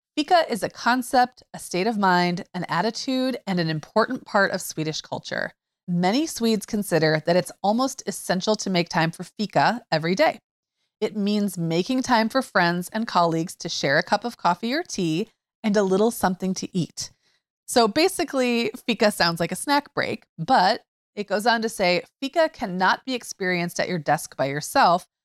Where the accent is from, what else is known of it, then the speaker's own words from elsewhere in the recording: Upper Peninsula of Michigan, United States; I grew up in the Upper Peninsula of Michigan